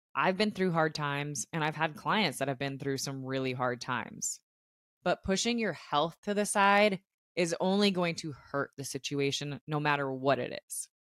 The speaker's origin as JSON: {"language": "English", "town": "Tucson", "region": "Arizona", "country": "United States", "tie": "born or raised there", "said": "I am born and raised in Tucson, and not only is my entire family here"}